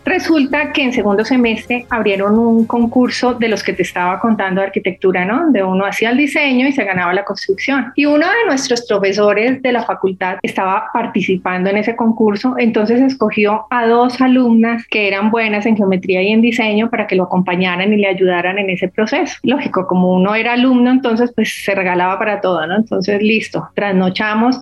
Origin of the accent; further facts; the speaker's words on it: Cali, Valle del Cauca, Colombia; Yo soy caleña, estudié en un colegio de monjas además